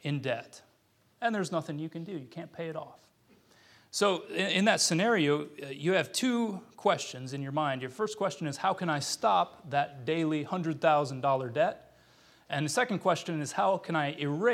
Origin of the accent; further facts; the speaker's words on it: United States; moved away as an adult; also born or lived in Ukraine; I'm an American